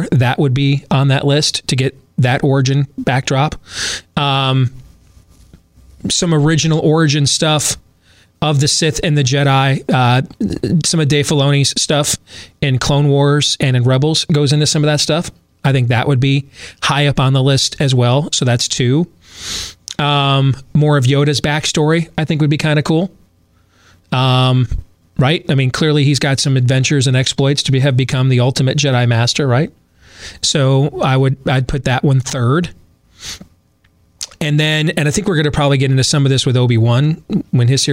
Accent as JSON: {"language": "English", "region": "West Michigan", "country": "United States", "tie": "born or raised there", "said": "growing up in West Michigan"}